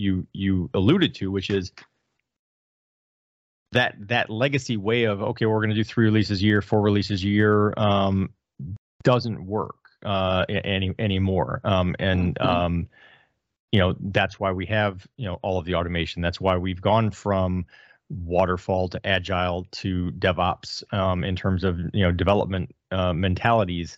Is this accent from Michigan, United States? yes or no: yes; Detroit, Michigan, United States; I'm from Detroit, got the hat. I grew up in Detroit